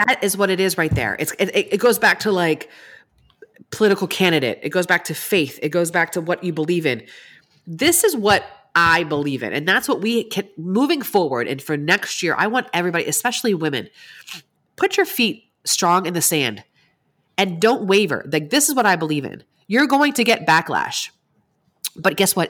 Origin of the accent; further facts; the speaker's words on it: East Coast, United States; I grew up in the East Coast